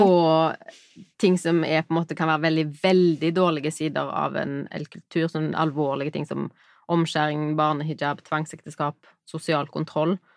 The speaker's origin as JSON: {"language": "Norwegian", "country": "Norway", "tie": "born or raised there", "said": "jeg er på en måte født og vokst opp i Norge"}